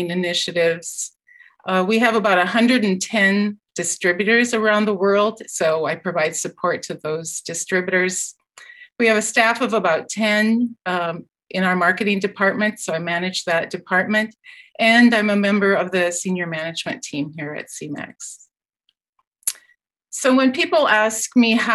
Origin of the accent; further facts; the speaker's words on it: Iowa, United States; moved away as an adult; also born or lived in Minnesota / Wisconsin / California; now in Guelph, Canada; I'm a native Iowan. I went to Iowa State University. I grew up on a dairy farm